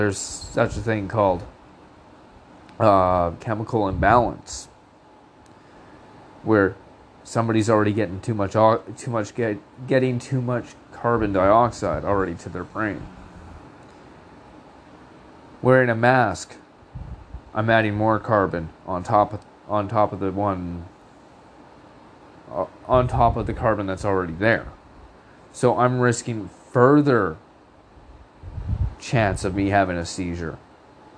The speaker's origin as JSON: {"language": "English", "country": "Canada", "said": "as a Canadian"}